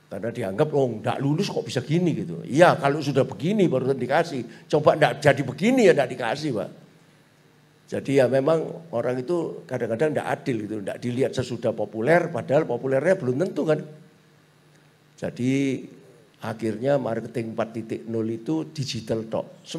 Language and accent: Indonesian; Surabaya, East Java, Indonesia; Nek kita ini kan Chinese Surabaya pak. Wis Chinese Katolik lagi.